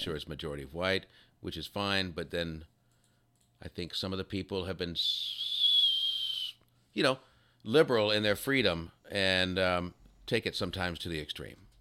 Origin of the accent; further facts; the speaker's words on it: Texas, United States; I'm from Texas.